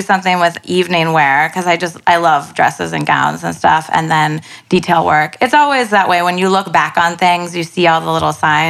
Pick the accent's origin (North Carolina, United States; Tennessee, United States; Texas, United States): North Carolina, United States; moved away as an adult; now in New York City, United States; From North Carolina.